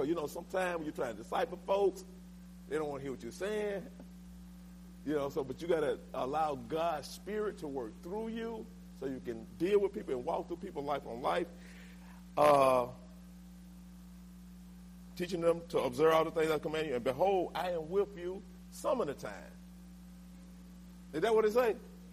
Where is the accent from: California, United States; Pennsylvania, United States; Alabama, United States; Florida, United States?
Alabama, United States; Linden; my hometown. I'm from Linden, Alabama.